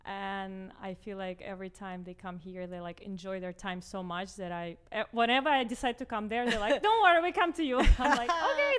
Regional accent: Russia; now in Miami, United States; growing up in Russia with Russian parents

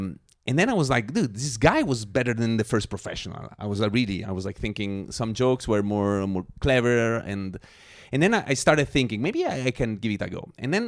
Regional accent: Scotland, United Kingdom; That was in Zurich. Yeah. I'm a Scot.

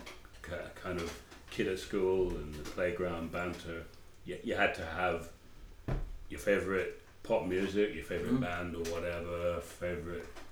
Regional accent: London, United Kingdom; growing up in South London

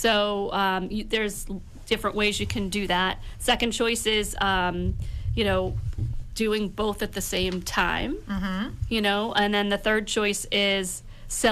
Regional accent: Pembroke, Massachusetts, United States; I grew up in Pembroke

